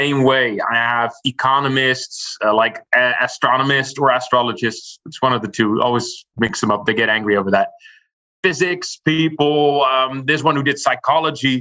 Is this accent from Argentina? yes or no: no; Rotterdam, South Holland, Netherlands; my hometown of Rotterdam